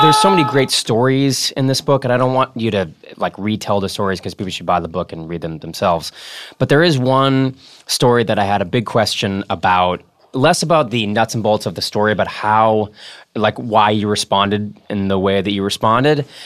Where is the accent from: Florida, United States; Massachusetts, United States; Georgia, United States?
Massachusetts, United States; Boston; accent: Boston; I'm from Boston